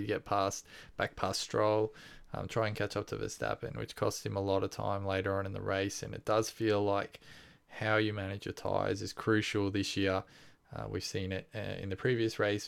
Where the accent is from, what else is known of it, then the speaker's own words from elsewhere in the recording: Australia; we're Australian